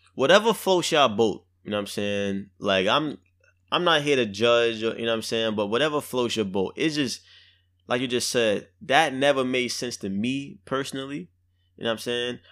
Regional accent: New York City, New York, United States; I'm from Brooklyn, I'm from the hood

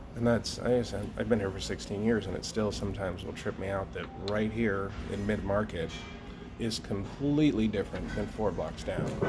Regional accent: Cheyenne, Wyoming, United States; growing up in Cheyenne, Wyoming

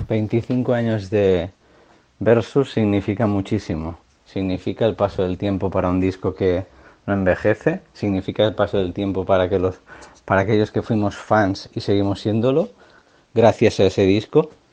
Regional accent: a town near the Pyrenees border, Catalonia, Spain; mi pueblo, pucharda un pueblo cerca de la frontera de los Pirineos

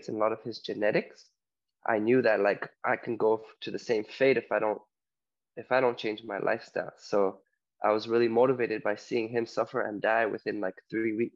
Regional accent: Toronto, Ontario, Canada; moved away as an adult; also born or lived in Poland; now in Mallorca, Spain; originally from Poland, but I grew up in Toronto, Ontario, Canada. And right now I'm living in Mallorca, Spain

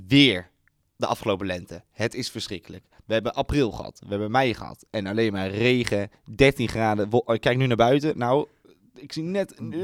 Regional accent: Apeldoorn, Gelderland, Netherlands; also born or lived in Amersfoort; ik kom natuurlijk uit Apeldoorn. Dus hè, dan, daar heb je het meest mee, daar ben je opgegroeid

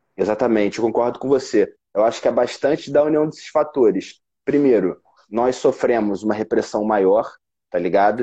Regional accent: Rio de Janeiro, Brazil; also born or lived in São Paulo; Eu sou do Rio de Janeiro

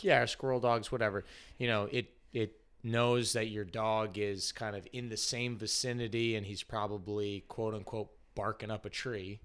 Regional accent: Connecticut, United States; moved away; also born or lived in North Carolina; I'm originally from Connecticut

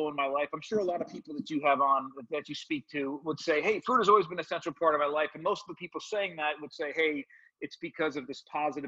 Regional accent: suburb of New York City, New Jersey, United States; born or raised there

